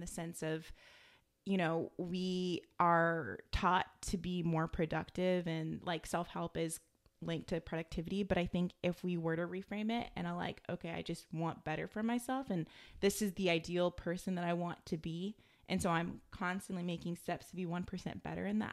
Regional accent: United States; growing up in America

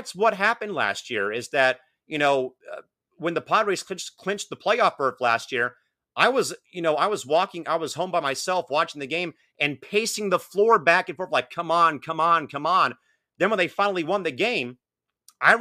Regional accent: San Diego, California, United States; I work with, you know, our hockey team here in San Diego

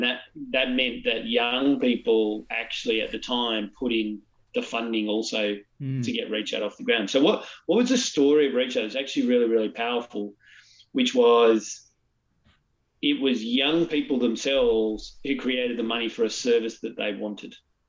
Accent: Newcastle, North East England, United Kingdom; So I grew up in the 90s. I'm in my 40s now. I grew up in Newcastle, right?

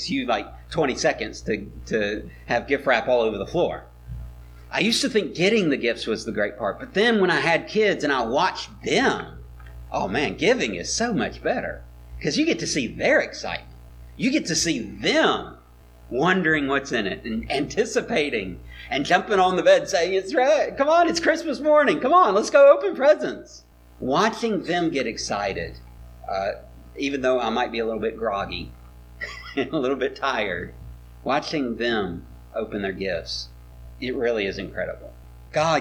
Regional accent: Mobile, Alabama, United States; I was growing up in Mobile. I was a middle schooler

